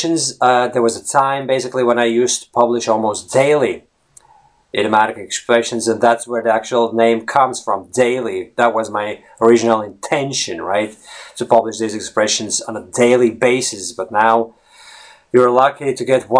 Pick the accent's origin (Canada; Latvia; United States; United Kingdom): Latvia; first language Latvian; English is a second language; moved away as an adult; Latvian, which is my native language